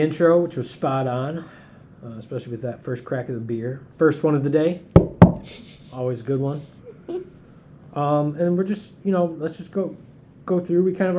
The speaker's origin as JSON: {"language": "English", "region": "Michigan", "country": "United States", "said": "we're from Michigan."}